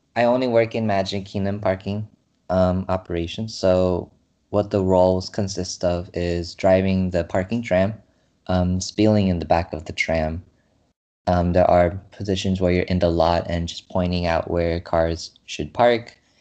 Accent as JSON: {"language": "English", "town": "San Jose", "region": "California", "country": "United States", "said": "I'm from California, San Jose"}